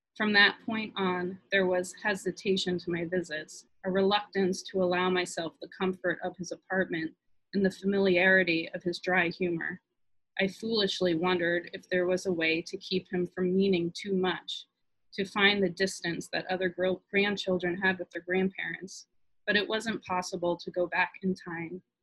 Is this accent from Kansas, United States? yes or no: no; New York, United States; my growing up in New York and moving to the suburbs